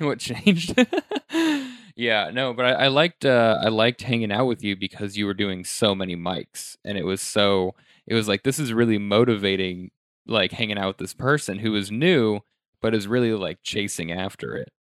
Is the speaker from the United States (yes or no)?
yes; Denver, Colorado, United States; now in New York, United States; I'm from Denver